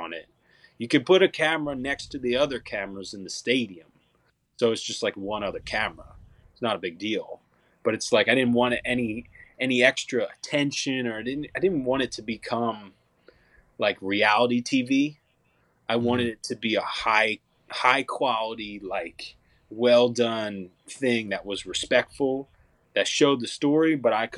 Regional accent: Montgomery County, outside Philadelphia, Pennsylvania, United States; moved away as an adult; now in Nashville, United States; it was cool growing up outside of the Philadelphia area. I was about 45 minutes west

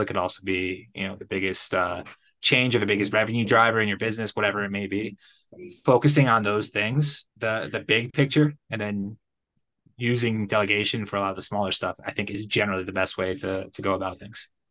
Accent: Connecticut, United States; moved away as an adult; also born or lived in Playa del Carmen, Mexico; now in Guadalajara, Mexico; I'm originally from Connecticut.

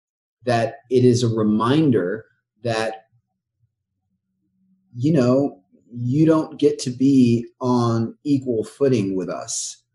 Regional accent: the South, United States; It was important to us that we lean into the beauty of the South. Born and raised in the South.

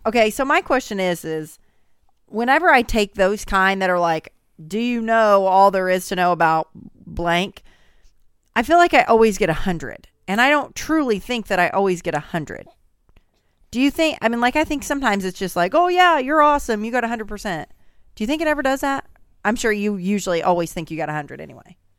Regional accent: Southern Indiana, United States; I'm obviously from Southern Indiana

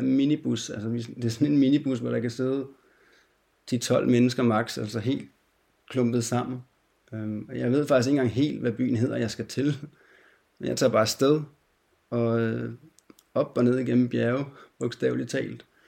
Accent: Denmark; Jeg kommer fra Danmark

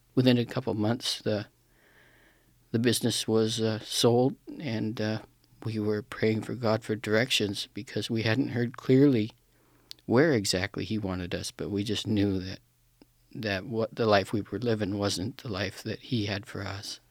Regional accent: Pacific Northwest, United States; I'm from the Pacific Northwest, from a small town in the, uh, foothills of Cascade Mountains.

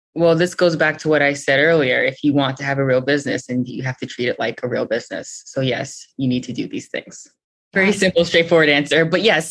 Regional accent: New York City, New York, United States; I was born and raised in Brooklyn

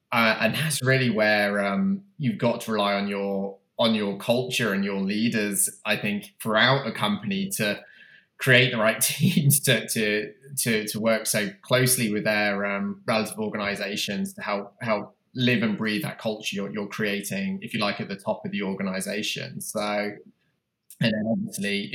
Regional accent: United Kingdom; moved away as an adult; now in United States; I'm obviously from the UK, you can tell from my accent

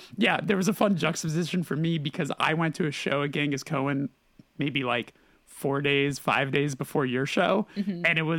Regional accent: California, United States; Let me tell you, growing up in California and then flying like, what is it, like fucking 27 hours to get to Australia to land and be like, this feels like where I just left.

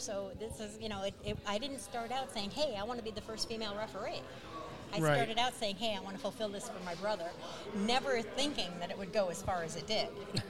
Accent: Mechanicville, New York, United States; Seth is from Mechanicville, New York, and so am I.

